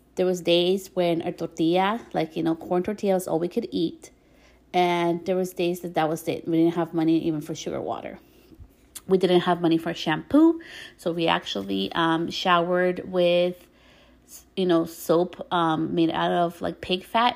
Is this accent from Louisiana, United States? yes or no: no; New York, United States; When I was born, I was born in the States, in New York